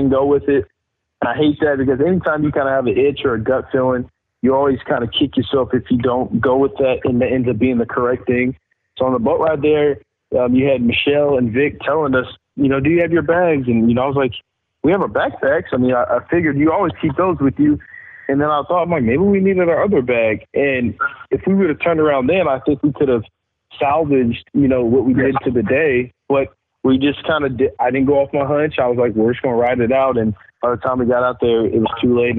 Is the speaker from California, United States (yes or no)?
no; Kentucky, United States; We're from Kentucky